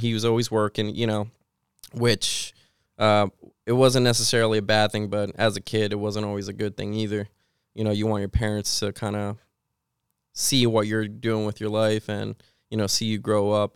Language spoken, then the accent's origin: English; Puerto Rico; also born or lived in Washington State, United States; now in Pennsylvania, United States; I grew up with my mom, so that's, uh, that's where I grew up, Puerto Rico.